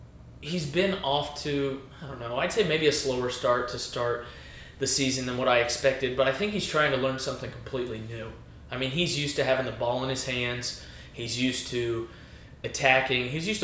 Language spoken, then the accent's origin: English; Southern Indiana, United States; also born or lived in Lafayette, Indiana; Growing up in Southern Indiana